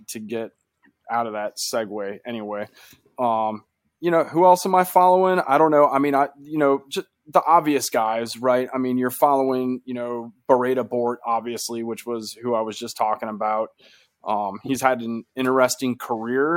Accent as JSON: {"language": "English", "country": "United States", "said": "we're two American guys"}